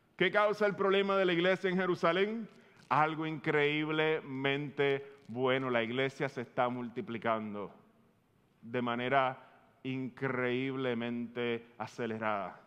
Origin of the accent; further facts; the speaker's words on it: Puerto Rico; tú y yo como boricua